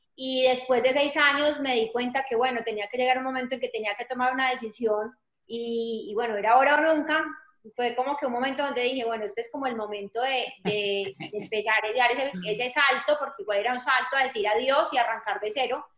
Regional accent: Colombia; moved away as an adult; now in Atlanta, United States; soy colombiana, hace 15 años vivo en Atlanta.

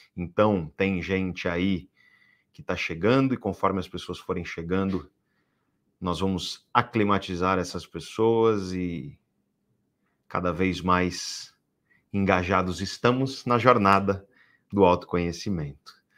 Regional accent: Guarujá, São Paulo, Brazil; eu cresci no Guarujá, eu cresci no Guarujá

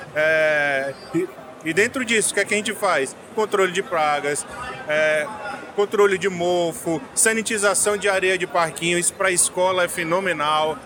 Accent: Fortaleza, Ceará, Brazil; now in Manaus, Brazil; vou para Fortaleza, que é a minha, minha cidade natal

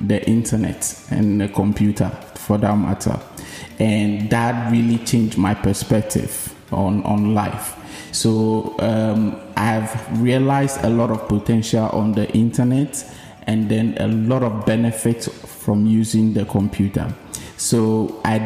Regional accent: Ashanti, Ghana; now in Tema, Ghana; I grew up in two geographical locations. Initially, I was raised in the Ashanti region

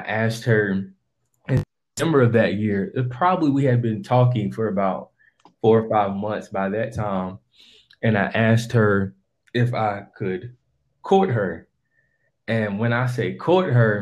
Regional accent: Wilmington, North Carolina, United States; I am from Wilmington, North Carolina.

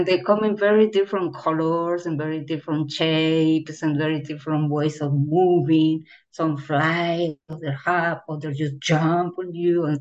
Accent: Colombia; moved away as an adult; also born or lived in Bogota, Colombia / Barranquilla, Colombia / Paris, France; when I was very, very, very young, growing up in Colombia.

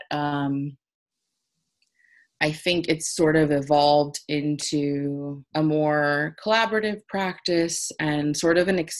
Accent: Los Angeles, California, United States; moved away; also born or lived in New York; when I moved back to LA a couple years ago. I was like just back in my hometown

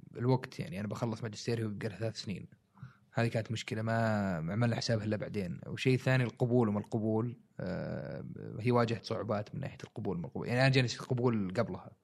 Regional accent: Saudi Arabia; عندنا في السعودية

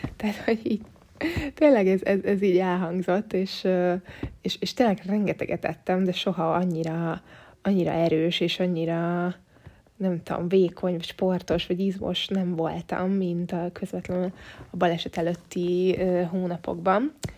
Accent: Budapest, Hungary; én tőzsgyökeres budapestiként

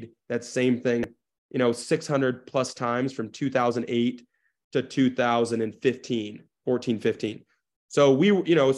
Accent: Des Moines, Iowa, United States; also born or lived in Bogota, Colombia; now in Denver, United States; I grew up in Des Moines, Iowa.

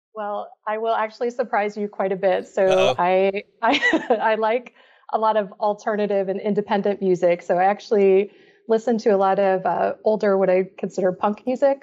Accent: Florida, United States; also born or lived in Belgium; I grew up in Florida

